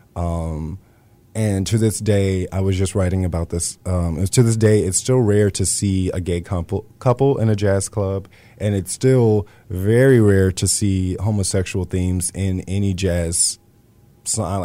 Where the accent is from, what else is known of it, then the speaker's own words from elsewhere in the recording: Lockhart, Texas, United States; also born or lived in Austin, Texas; growing up in Texas